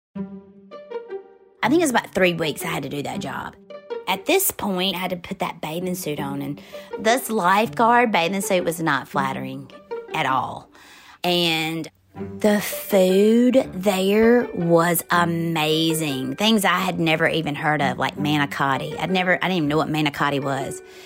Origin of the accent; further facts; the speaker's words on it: Forest, Mississippi, United States; moved away as an adult; I grew up in Forest, Mississippi, and I lived on the same street as a major chicken plant